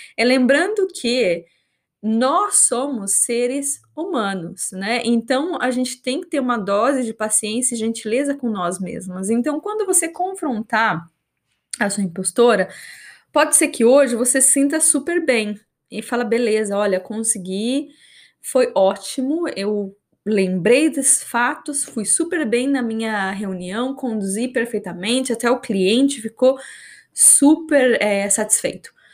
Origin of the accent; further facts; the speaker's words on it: Brazil; first language Portuguese; moved away as an adult; also born or lived in New Zealand; now in Australia; eu moro fora do Brasil, fazem quase acho que 11 anos